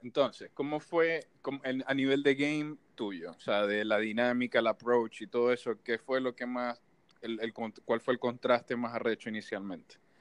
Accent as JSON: {"language": "Spanish", "town": "Maracaibo", "region": "Zulia", "country": "Venezuela", "moved": "yes", "said": "yo como maracucho"}